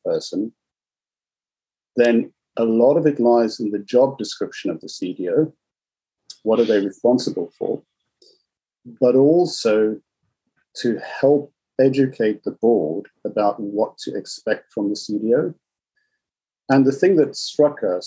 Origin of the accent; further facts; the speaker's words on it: South Africa; So I was born in South Africa